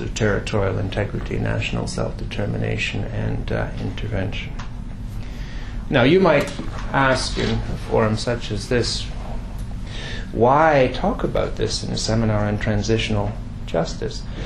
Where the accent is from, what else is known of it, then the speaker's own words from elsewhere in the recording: Quebec, Canada; I come from Quebec